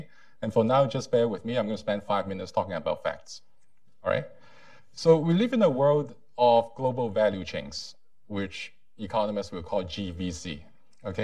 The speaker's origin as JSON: {"language": "English", "country": "Hong Kong", "tie": "born or raised there", "also_born_or_lived": "Boston, United States", "moved": "yes", "lives_now": "United States", "said": "I was born and raised in Hong Kong. I got my postgraduate education"}